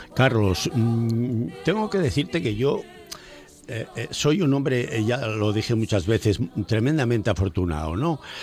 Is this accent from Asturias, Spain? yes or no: yes; Nembra, Asturias, Spain; also born or lived in Moreda; yo soy de Nembra porque el más tonto tiene dos bares